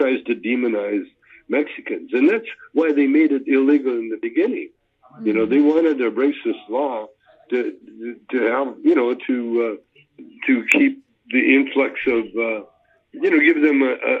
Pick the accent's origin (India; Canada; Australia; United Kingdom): Canada; I was raised in Canada. Calgary is half Chinese